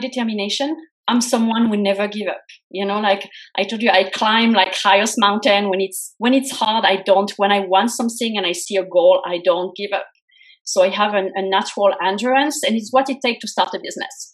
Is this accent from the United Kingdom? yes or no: no; France; moved away as an adult; also born or lived in United States; I was born and raised in France.